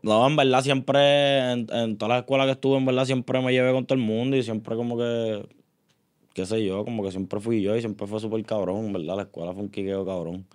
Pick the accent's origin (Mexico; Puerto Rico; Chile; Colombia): Puerto Rico; Río Grande; also born or lived in San Juan, Puerto Rico; Nací en San Juan este, y pues cuando nací, mi abuelo decidió este, coger un terreno allá en, en Río Grande